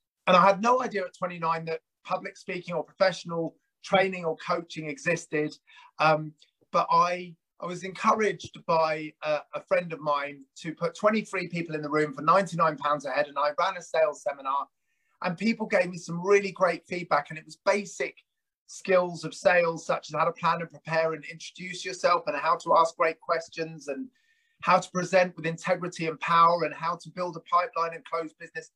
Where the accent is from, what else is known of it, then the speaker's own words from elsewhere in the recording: United Kingdom; also born or lived in South Africa; I emigrated with my brother and my parents in 1977